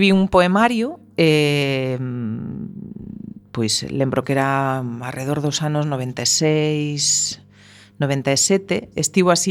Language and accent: Galician; A Coruña, Galicia, Spain; first language Spanish; Galician is a second language; crieime nunha zona na que non se escoitaba o galego en, en moitos kilómetros mm, a redonda, eh, no centro da Coruña